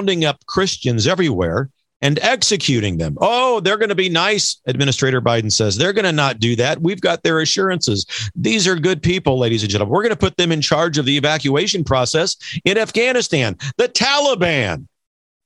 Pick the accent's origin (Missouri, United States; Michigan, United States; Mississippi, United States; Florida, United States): Missouri, United States; moved away; my home state of Missouri